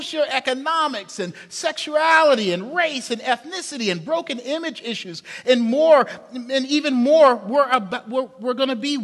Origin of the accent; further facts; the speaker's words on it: Charleston, South Carolina, United States; I'm from the South, South Carolina, Charleston, South Carolina, big oak trees, eating outside a lot.